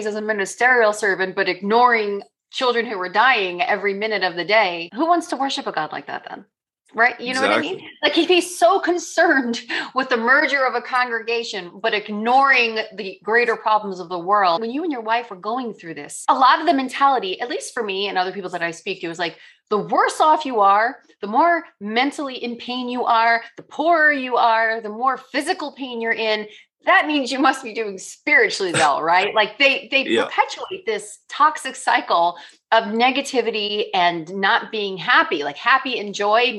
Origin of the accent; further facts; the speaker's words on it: New Jersey, United States; That was what New Jersey was like also where I was growing up